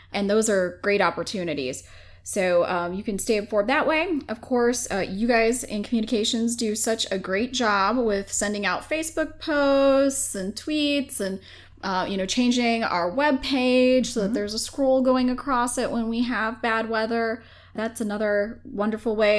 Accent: Minnesota, United States; now in James City County, United States; I'm from Minnesota.

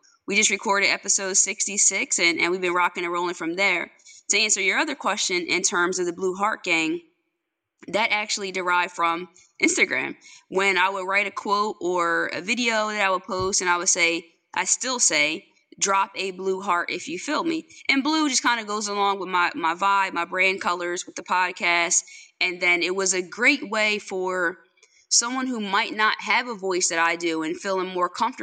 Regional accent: Longside, New Jersey, United States; I'm from Longside, New Jersey

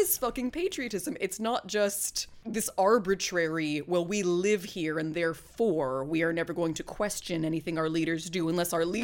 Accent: England, United Kingdom; Oh yeah, I I may be a librarian, but I'm also an Englishman

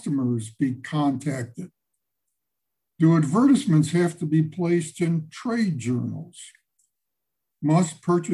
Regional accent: Chicago, Illinois, United States; I hail from Chicago

